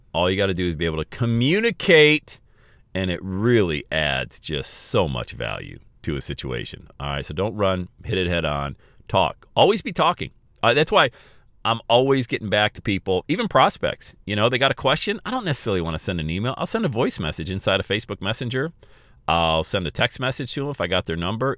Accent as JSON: {"language": "English", "town": "Bradford", "region": "Pennsylvania", "country": "United States", "tie": "born or raised there", "said": "I grew up on Elm Street in Bradford, P"}